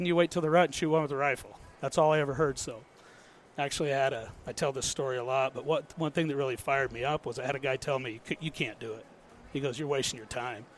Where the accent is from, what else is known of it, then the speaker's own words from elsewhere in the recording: northern Idaho, United States; also born or lived in Riggins, Idaho / St. Maries, Idaho / Washington; I'm just a born and raised Idaho boy, northern Idaho